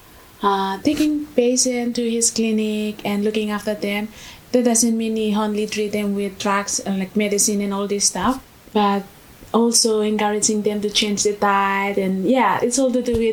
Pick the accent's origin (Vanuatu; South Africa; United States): Vanuatu; moved away as an adult; now in Australia; I'm from Vanuatu.